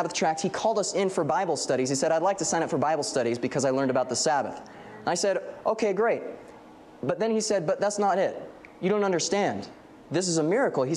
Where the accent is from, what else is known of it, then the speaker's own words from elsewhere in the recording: Central California, United States; I'm from Central California